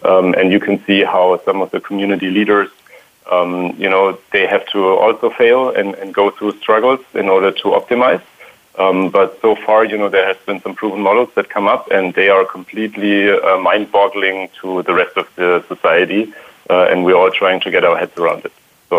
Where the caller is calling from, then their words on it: Palo Alto, California, United States; I am in Palo Alto right now, and I would love to say it's sunny, but so far it's not.